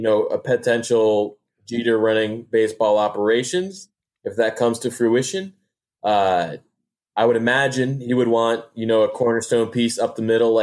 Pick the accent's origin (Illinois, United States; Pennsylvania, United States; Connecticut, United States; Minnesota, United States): Connecticut, United States; moved away as an adult; now in Florida, United States; I grew up in the Northeast, grew up in Connecticut